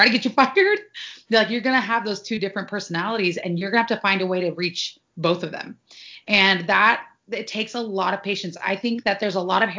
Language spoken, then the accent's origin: English; Sacramento, California, United States; also born or lived in Santa Barbara / Pasadena; I'm from Sacramento, which is a big city, but traffic is never like how it is in LA.